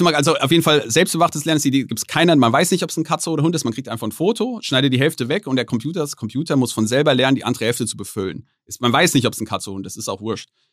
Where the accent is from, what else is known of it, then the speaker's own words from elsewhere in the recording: Germany; ich als Deutscher